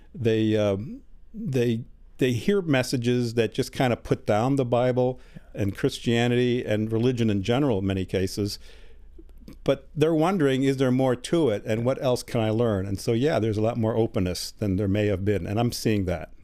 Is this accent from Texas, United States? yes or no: no; Chicago, Illinois, United States; moved away as an adult; also born or lived in Germany; now in Tennessee, United States; I was born in Germany, but I grew up in Chicago. We came, uh, immigrated to Chicago when I was an infant